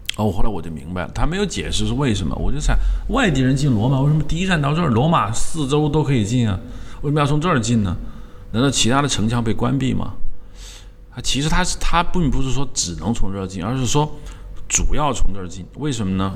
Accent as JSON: {"language": "Chinese", "country": "China", "said": "我们中国人翻译为叫做平丘"}